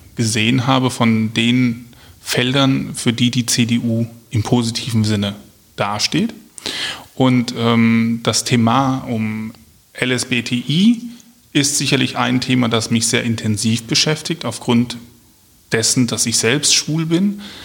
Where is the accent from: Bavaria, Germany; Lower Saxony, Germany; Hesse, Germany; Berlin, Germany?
Hesse, Germany; Marburg; moved away as an adult; now in Wiesbaden, Germany; komme ursprünglich aus Mittelhessen, aus Marburg. Dort mhm. bin ich groß geworden ähm, habe meine Kindheit, meine Jugend, meine Berufsanfänge verbracht